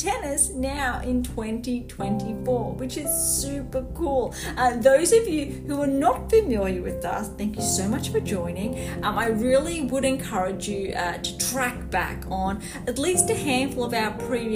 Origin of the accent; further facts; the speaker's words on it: Gold Coast, Queensland, Australia; I am based on the sunny Gold Coast